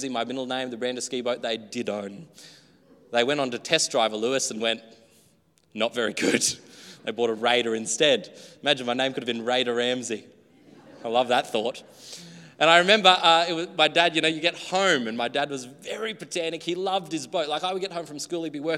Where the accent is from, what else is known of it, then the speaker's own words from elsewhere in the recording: Australia; Growing up in the country, I guess here too, very native land, Australia